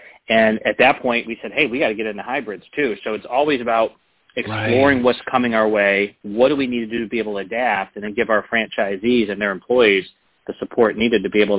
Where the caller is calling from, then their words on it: Cleveland, Ohio, United States; I'm calling from very cold Cleveland, Ohio.